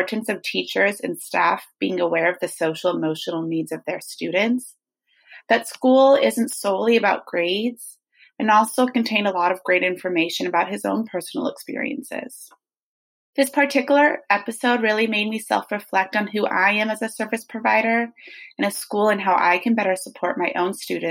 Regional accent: San Rafael, California, United States; I'm from San Rafael, California in Marin County

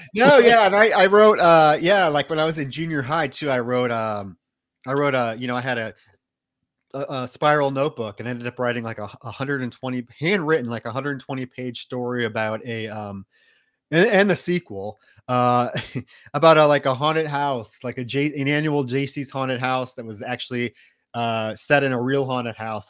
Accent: Iowa, United States; I grew up in Iowa

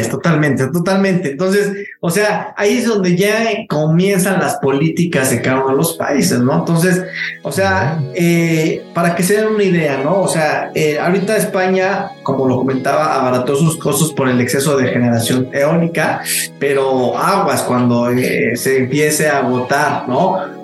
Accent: Mexico

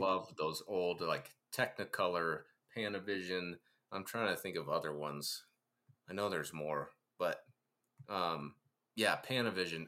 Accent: Ohio, United States; I grew up in Ohio on a farm

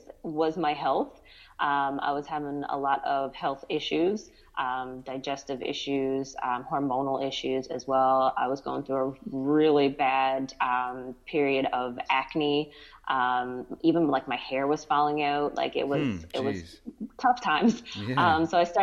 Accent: Newfoundland and Labrador, Canada; moved away as an adult; now in Ontario, Canada; I'm originally from Newfoundland, Canada. Mm-hmm. Lived there my whole life for the first 30 years, and now I'm living in Ontario, Canada.

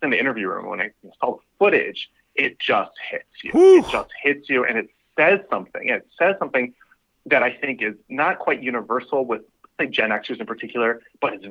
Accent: Washington, District of Columbia, United States; now in New York, United States; I grew up in the Washington, D.C. area.

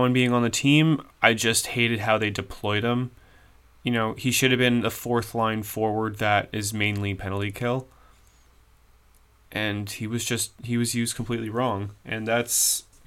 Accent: Canada; As a Canadian

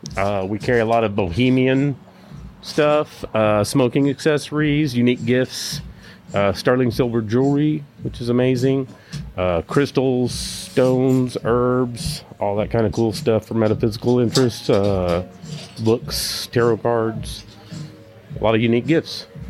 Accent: Oklahoma, United States; growing up in Oklahoma

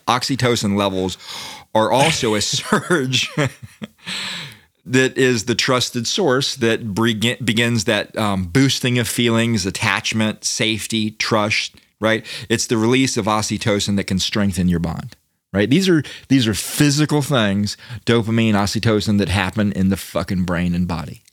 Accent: Daytona Beach, Florida, United States; I grew up in Daytona

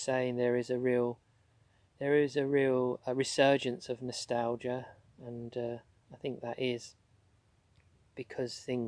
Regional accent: London, United Kingdom; where I grew up in South London

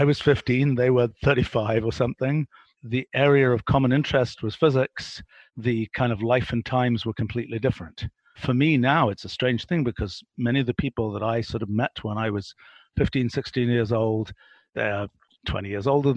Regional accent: England, United Kingdom; I was a kid growing up in England in the 1960s

